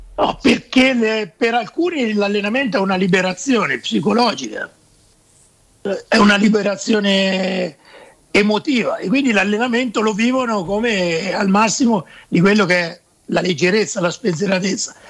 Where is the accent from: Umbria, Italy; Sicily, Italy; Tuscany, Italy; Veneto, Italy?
Umbria, Italy; Perugia; also born or lived in Terni; da Perugino credo di essere uno dei pochi non voglio dire apprezzato, però sopportato a Terni